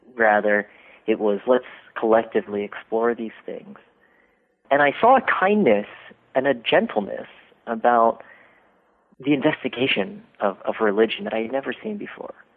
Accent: Dayton, Ohio, United States; moved away; I grew up in Dayton, Ohio, in a little suburb called Centerville

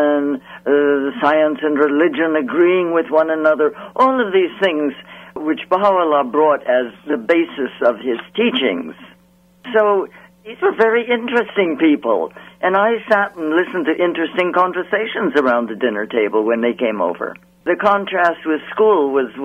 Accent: San Francisco, California, United States; now in Washington, D.C., United States; I grew up in San Francisco, California, which is a gorgeous place

